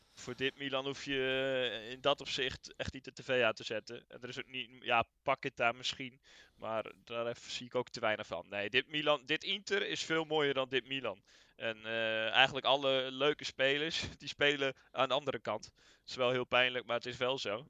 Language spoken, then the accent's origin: Dutch; Netherlands